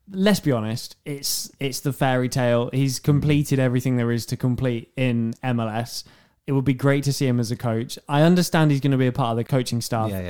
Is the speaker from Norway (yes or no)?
no; Bury, North West England, United Kingdom; Bury on loan. Oh, my hometown.